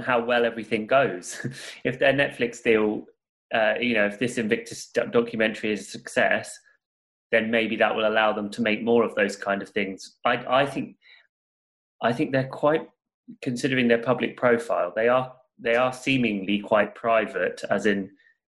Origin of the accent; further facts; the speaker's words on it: Portsmouth, South East England, United Kingdom; I grew up in Portsmouth, which is like a services town